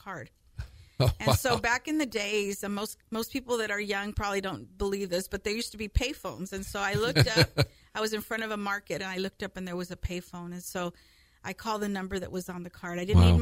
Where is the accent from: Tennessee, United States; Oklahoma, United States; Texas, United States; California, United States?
California, United States; Fresno; I grew up here in Fresno, California, born and raised